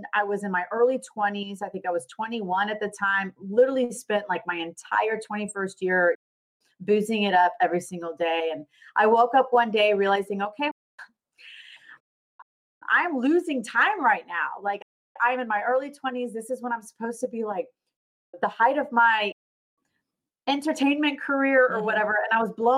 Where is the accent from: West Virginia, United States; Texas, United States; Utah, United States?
Texas, United States; Dallas; also born or lived in Richardson, Texas; born and raised in Dallas, Texas.